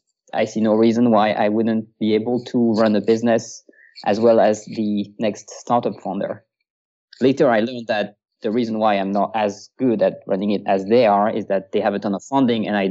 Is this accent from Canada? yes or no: no; France; English is a second language; moved away as an adult; now in Vienna, Austria; I am French myself. I was born and raised in France. I lived in France until I was 25.